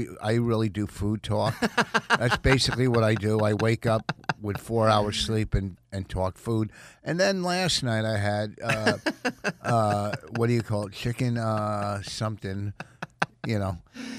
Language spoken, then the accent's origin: English; New Jersey, United States; From Jersey.